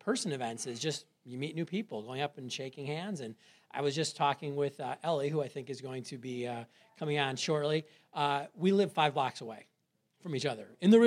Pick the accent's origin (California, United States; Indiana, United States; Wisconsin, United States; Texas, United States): Wisconsin, United States; Milwaukee; grew up in Milwaukee